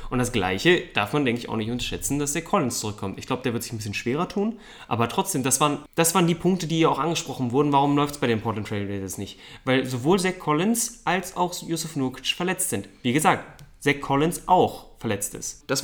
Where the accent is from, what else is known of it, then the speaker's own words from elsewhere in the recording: Germany; also gut, ich, wir, sind, wir sind Deutsche, irgendwo ist man natürlich dann auch ein bisschen so Supporte für die anderen